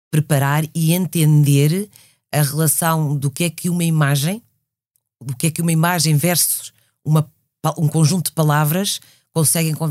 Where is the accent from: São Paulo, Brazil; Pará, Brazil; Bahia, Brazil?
Pará, Brazil; Belém; born there; E eu nasci na Amazónia, nasci em Belém do Pará.